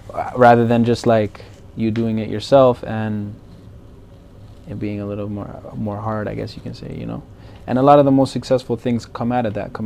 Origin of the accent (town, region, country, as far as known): Mississauga, Ontario, Canada; born or raised there; also born or lived in Brampton, Canada / Colombia